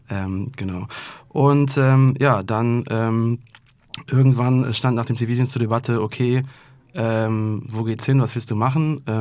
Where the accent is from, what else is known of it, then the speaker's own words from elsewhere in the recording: Remagen, Rhineland-Palatinate, Germany; Ja, ich bin Rheinländer, im Herzen und auch wirklich. Also äh, ich komme aus dem kleinen Städtchen Remagen, bin da relativ schnell hingezogen, also habe dann da über 20 Jahre gewohnt.